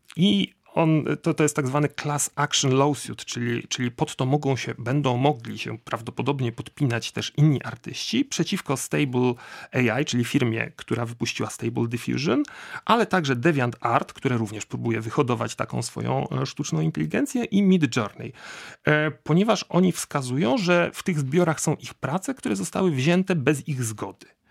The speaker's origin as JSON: {"language": "Polish", "town": "Łódź", "region": "Łódź Voivodeship", "country": "Poland", "said": "ja jestem z Łodzi um, i, i, i, u nas w Łodzi"}